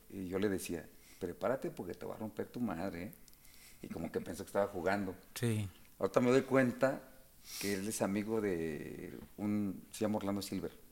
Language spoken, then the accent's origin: Spanish; Mexico City, Mexico; soy de la Ciudad de México